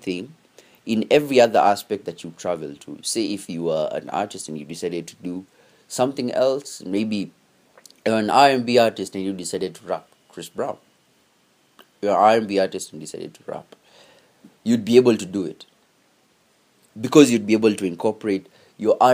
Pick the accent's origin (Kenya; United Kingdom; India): Kenya; as Kenyan artists